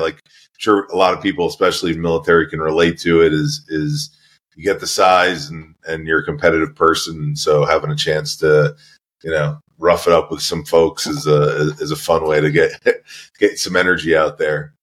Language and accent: English; Merrick, New York, United States; I was born in New York, a uh, town called Merrick, just outside of New York City, so on the south shore of Long Island